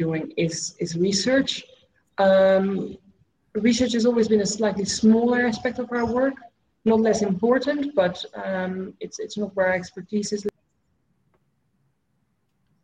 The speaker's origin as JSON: {"language": "English", "country": "Netherlands", "tie": "born or raised there", "moved": "as an adult", "lives_now": "Cambodia", "said": "I grew up, you know, in Dutch culture. I learned to work in Dutch culture"}